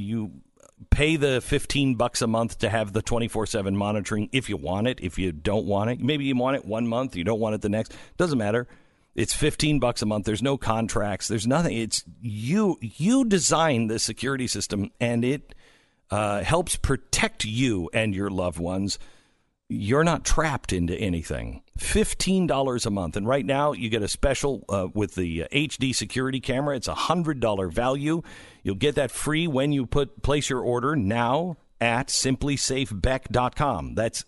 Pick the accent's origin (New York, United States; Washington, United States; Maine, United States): Washington, United States; Seattle; Amazon got into the race of Seattle City Council. Do you follow this at all, Stu? It's because it's my hometown-ish.